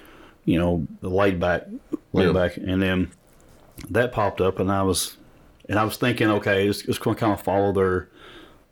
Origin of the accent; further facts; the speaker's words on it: East Kentucky, United States; growing up in East Kentucky